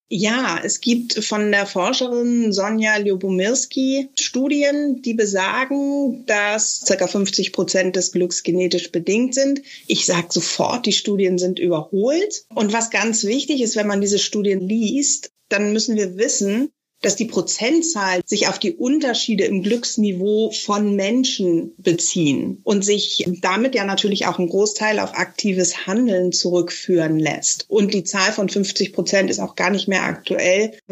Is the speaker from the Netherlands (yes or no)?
yes; Netherlands; now in Germany; Ich bin Niederländerin, wohne seit 58 Jahren in Deutschland. Und äh, wenn ich wieder in der Heimat bin, dann bin ich erstmal also wieder ganz mich